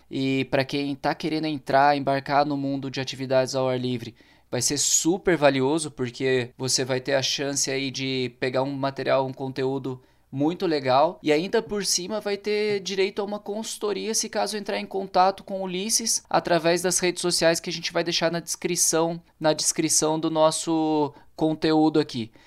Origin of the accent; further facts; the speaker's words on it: interior of São Paulo, Brazil; moved away as an adult; Eu sou paulista, né, cara? na verdade do interior de São Paulo, e tô aqui fazem 10 anos.